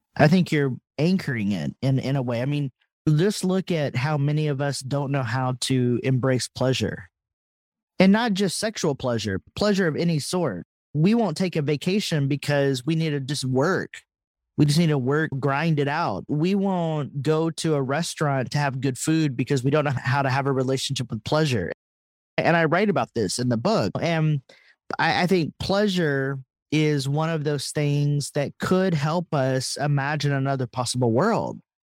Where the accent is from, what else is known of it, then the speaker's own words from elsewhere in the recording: Texas, United States; accent: Texas; moved away; when I left Texas, I suppress my accent